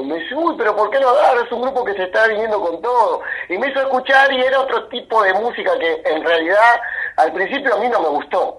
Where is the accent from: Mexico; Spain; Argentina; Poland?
Argentina; yo soy argentino